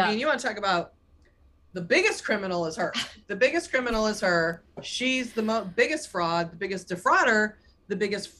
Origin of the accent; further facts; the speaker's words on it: Boston, Massachusetts, United States; I'm from Boston